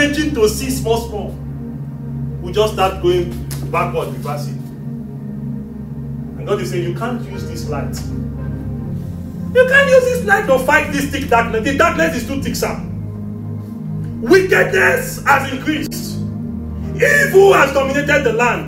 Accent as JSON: {"language": "English", "country": "Nigeria", "said": "I'm from Nigeria."}